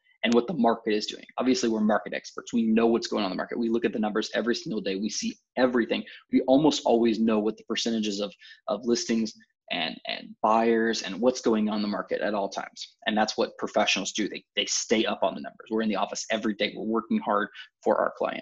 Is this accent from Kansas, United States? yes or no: yes; Topeka, Kansas, United States; I was born and raised in Topeka